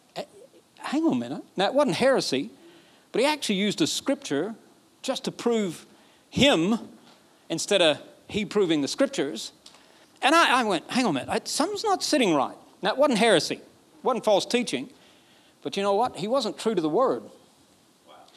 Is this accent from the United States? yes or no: yes; Alabama, United States; I'm from Alabama. We don't talk like this.